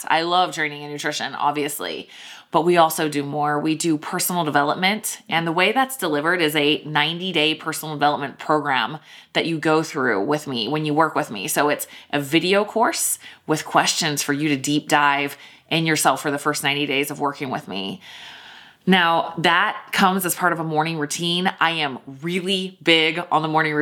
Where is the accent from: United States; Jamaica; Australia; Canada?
United States; Richmond, Virginia; That is Virginia Commonwealth University, which is my hometown. My mom actually went to VCU all while I was growing up